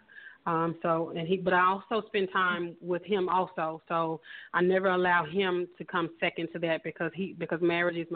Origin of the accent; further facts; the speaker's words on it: Memphis, Tennessee, United States; born and raised in Memphis, Tennessee